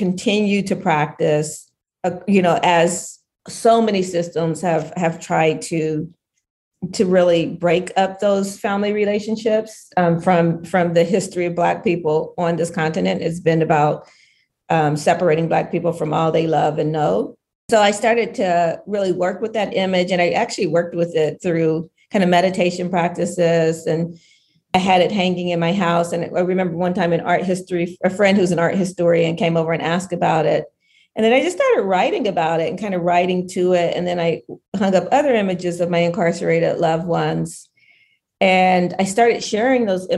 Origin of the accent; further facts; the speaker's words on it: Southwest Ohio, United States; where we grew up in Southwest Ohio